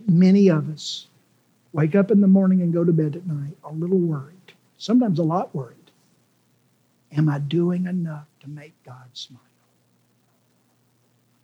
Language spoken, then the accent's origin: English; Memphis, Tennessee, United States; when I was a kid growing up in White Haven